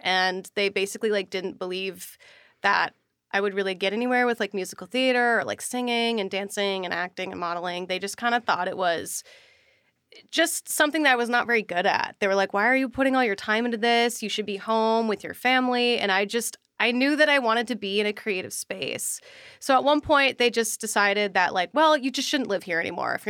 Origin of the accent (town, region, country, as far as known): Minnesota, United States; born or raised there